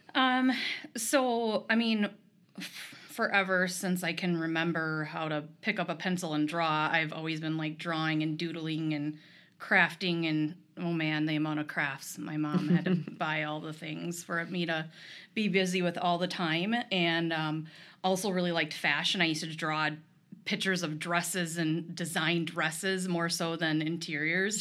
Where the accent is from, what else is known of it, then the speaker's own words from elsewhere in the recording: Rochester, Minnesota, United States; also born or lived in Eyota, Minnesota; I was born and raised here.